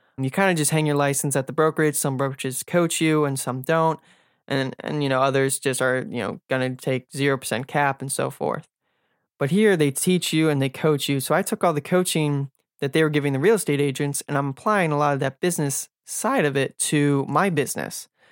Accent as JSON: {"language": "English", "town": "Silver Spring", "region": "Maryland", "country": "United States", "tie": "born or raised there", "said": "I was born and raised in Silver Spring, Maryland, and basically lived here my entire life."}